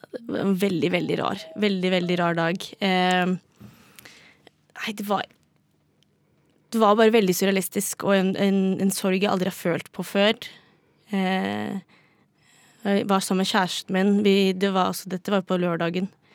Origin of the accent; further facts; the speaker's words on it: Drammen, Buskerud, Norway; now in Oslo, Norway; er fra Drammen